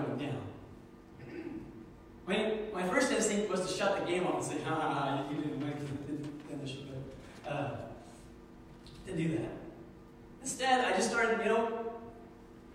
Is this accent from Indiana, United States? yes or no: yes; Indiana, United States; we grew up in Indiana